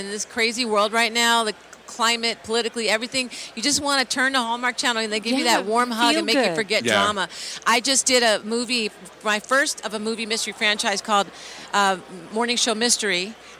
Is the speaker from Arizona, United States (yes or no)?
no; Philadelphia, Pennsylvania, United States; now in Los Angeles, United States; of course I'm from Philly, so I bleed Eagle Green